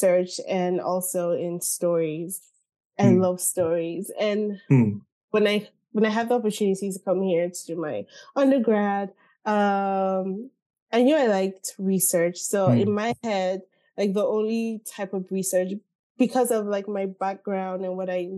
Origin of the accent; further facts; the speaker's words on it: Nigeria; moved away; I grew up in Nigeria, spent my whole life in Nigeria